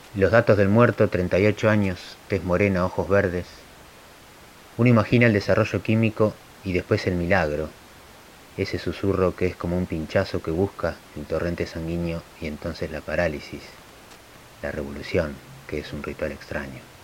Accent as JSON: {"language": "Spanish", "town": "General Roca", "region": "Río Negro", "country": "Argentina", "said": "soy de General Roca"}